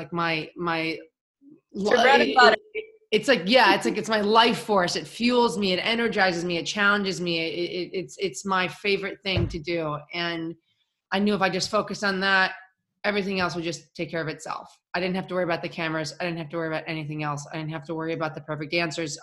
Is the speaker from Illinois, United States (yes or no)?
yes; Chicago, Illinois, United States; I'm from Chicago.